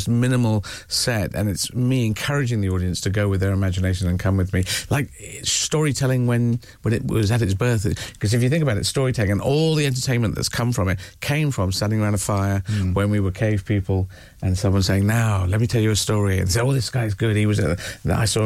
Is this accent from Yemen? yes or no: yes; Yemen; moved away; I was born in Yemen